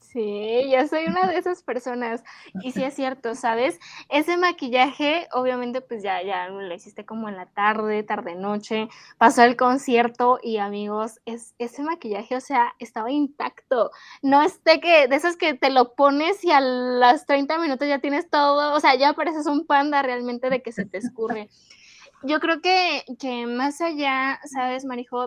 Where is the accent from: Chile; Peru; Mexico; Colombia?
Mexico; como mexicanos